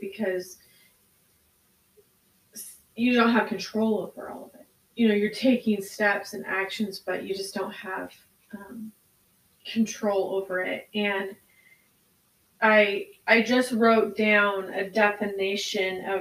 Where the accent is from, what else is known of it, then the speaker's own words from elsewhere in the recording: United States; as an American culture